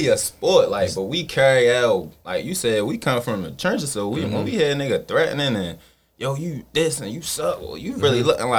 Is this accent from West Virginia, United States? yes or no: no; Baltimore, Maryland, United States; Like I come from Gilmore Homes. Mm-hmm. I moved down Empson Avenue. Like I've been around the city. I moved over east down the hill. So mm-hmm. I've been mm-hmm. living all over Baltimore trenches.